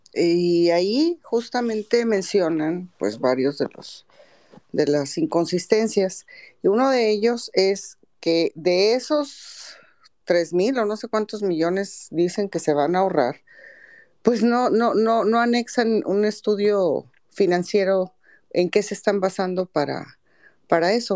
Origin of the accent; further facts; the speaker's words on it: Mexico; como mexicanos